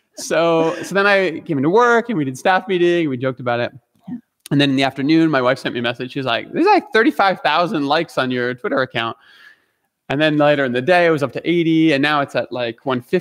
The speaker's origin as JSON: {"language": "English", "country": "Canada", "said": "I'm Canadian"}